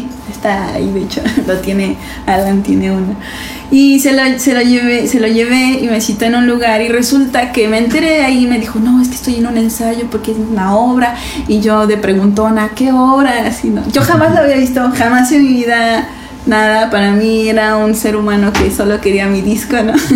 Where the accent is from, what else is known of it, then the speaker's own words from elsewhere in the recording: Mexico City, Mexico; moved away; also born or lived in Puebla / Veracruz; soy de la Ciudad de México, pero poblana por adopción y, jarocha por Convicción